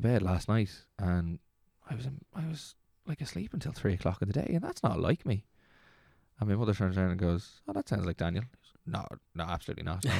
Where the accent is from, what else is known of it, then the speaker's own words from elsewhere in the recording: Dublin, Leinster, Ireland; moved away; also born or lived in Navan / Slane; I was born in Dublin and grew up in Dublin and then moved out of Dublin to Navan and then moved from Navan to outside Slane